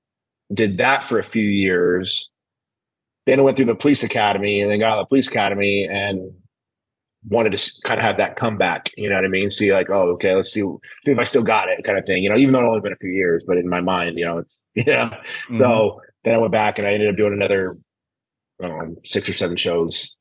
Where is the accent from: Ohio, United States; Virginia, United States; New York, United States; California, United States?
California, United States; Oakdale; I grew up in Oakdale, California